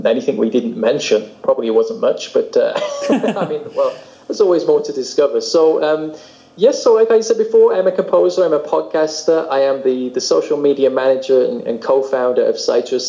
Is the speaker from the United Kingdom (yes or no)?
yes; United Kingdom; accent: British; Obviously, I still sound incredibly British to most people.